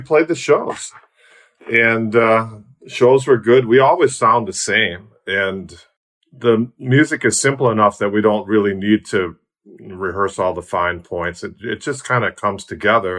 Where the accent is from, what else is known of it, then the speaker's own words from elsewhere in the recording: Milwaukee, Wisconsin, United States; moved away as an adult; now in Tasmania, Australia; I'm Milwaukee born and bred